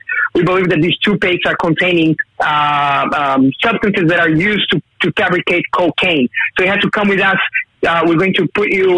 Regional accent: Brazil; now in Newcastle; I'm originally from Brazil

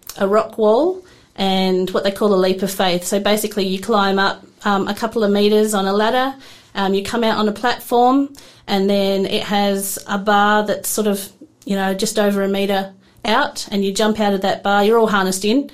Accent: Adelaide, South Australia, Australia; now in Tasmania, Australia; I'm actually from South Australia. I grew up in the north of Adelaide.

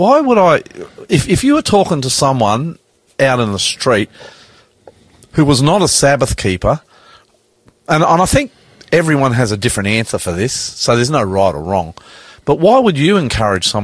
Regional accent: Australia; I'm an Australian. I call myself ….

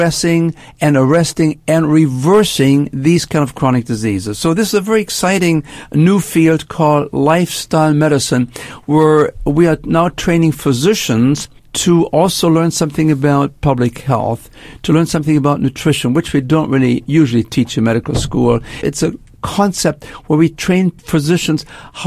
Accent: Germany; moved away as an adult; also born or lived in Canada; now in United States; I spent my first 20 years in Germany. I grew up after World War II, made my way to Canada, and then actually moved to the United States

